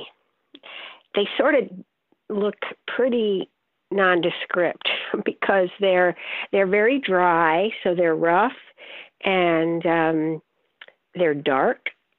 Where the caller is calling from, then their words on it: Saratoga Springs, New York, United States; Saratoga Springs.